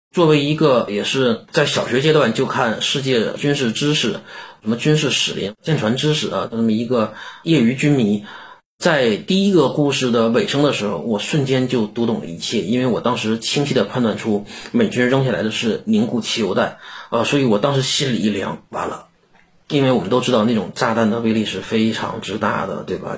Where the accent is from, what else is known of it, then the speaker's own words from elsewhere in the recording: China; 让我们中国人民真真正正地站了起来